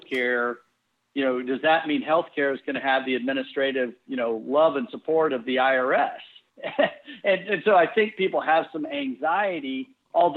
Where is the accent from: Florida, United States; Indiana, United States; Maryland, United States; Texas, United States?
Texas, United States; I grew up in Texas